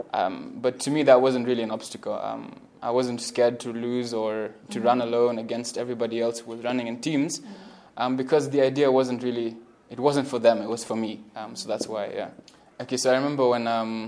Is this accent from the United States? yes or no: no; Mombasa, Mombasa County, Kenya; moved away as an adult; now in Nairobi, Kenya; I'm originally from Mombasa. Yeah, I'm here in Nairobi to study